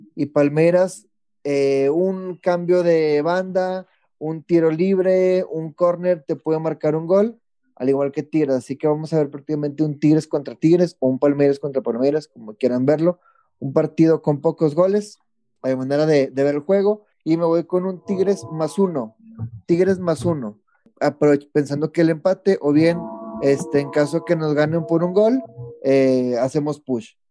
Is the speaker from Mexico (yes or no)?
yes; Mexico; soy el único mexicano